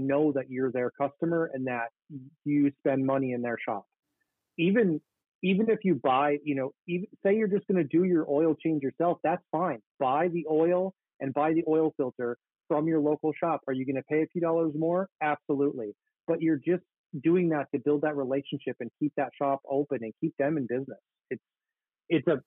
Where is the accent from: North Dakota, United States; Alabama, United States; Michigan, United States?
North Dakota, United States; Grand Forks; my hometown here in Grand Forks